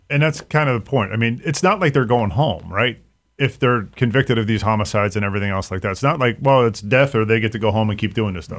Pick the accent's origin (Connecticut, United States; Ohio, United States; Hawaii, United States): Ohio, United States; Mahoning County; I grew up in Mahoning County